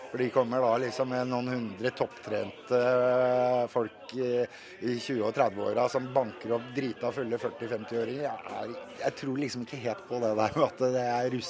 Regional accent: Uzbekistan; Norwegian is a second language; now in Norway; Jeg er fra Usbekistan.

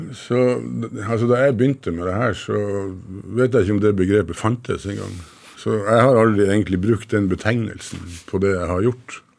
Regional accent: Northern Norway, Norway; Som nordlending så har jeg bodd tett på Russland

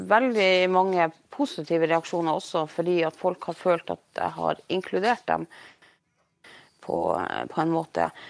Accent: Norway; first language Norwegian; samtidig så er jo mitt morsmål da norsk.

